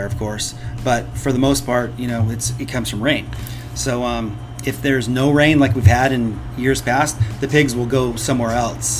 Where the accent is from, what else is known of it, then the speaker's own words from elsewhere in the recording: Paso Robles, California, United States; moved away as an adult; also born or lived in Los Angeles, California; Born and raised in Paso Robles, California